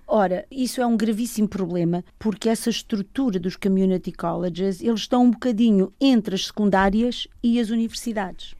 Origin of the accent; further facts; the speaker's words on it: Lisbon, Portugal; moved away; Nasci em Arroios, num edifício ao lado do Registro Civil